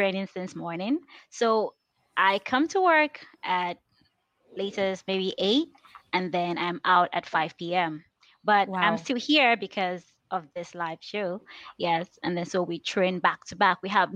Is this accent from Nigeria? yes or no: yes; Nigeria; English is a second language; I grew up in the village